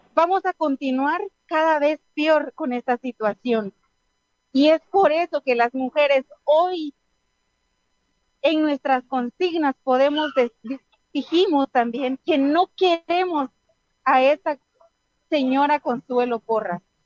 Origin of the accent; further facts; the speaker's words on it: Guatemala; somos el futuro de Guatemala